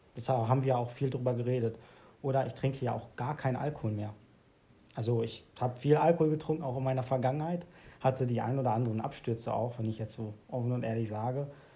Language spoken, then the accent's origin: German; Hövelhof, North Rhine-Westphalia, Germany; born or raised there